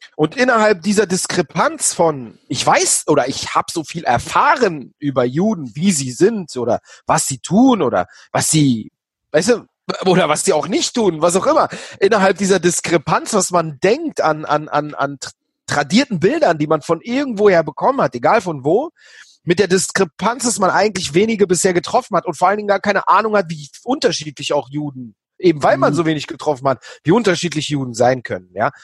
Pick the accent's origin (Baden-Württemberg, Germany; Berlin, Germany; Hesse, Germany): Berlin, Germany; also born or lived in Israel; bei mir in der Gegend, wo ich aufgewachsen bin. In Berlin-Schöneberg